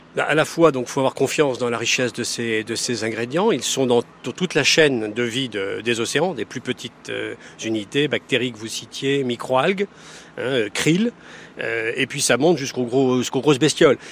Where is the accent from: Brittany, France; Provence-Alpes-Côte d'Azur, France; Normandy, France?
Brittany, France; Quimper; je suis né à Quimper. J'ai vécu tout le temps au bord de l'eau.